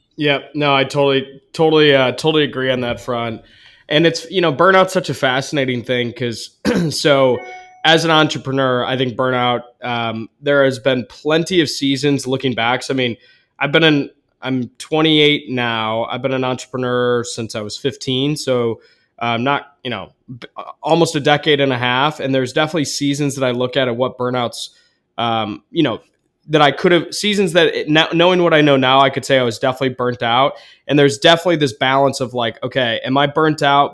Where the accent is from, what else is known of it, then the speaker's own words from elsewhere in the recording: Ann Arbor, Michigan, United States; I'm from Ann Arbor, like, east side of the state anyways.